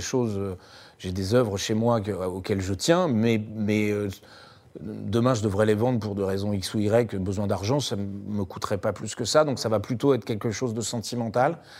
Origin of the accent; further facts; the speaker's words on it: Paris, Île-de-France, France; je suis parisien